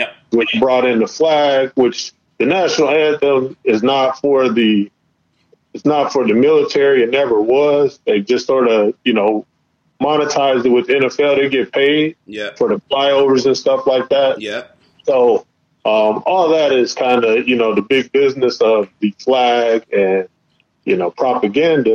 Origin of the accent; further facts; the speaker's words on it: Chicago, Illinois, United States; I'm from Chicago